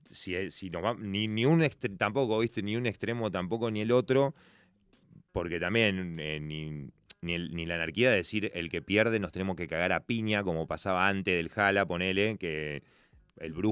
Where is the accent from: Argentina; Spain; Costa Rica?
Argentina; El fútbol sí nos encanta como argentinos